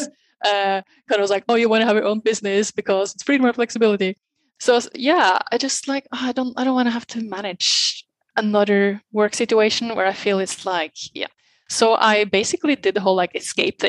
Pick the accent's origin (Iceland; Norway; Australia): Norway; moved away as an adult; now in Barcelona, Spain; originally I'm from Norway. Been living in many different countries the last years, but I've been the last 12, I think, in Barcelona, in Spain.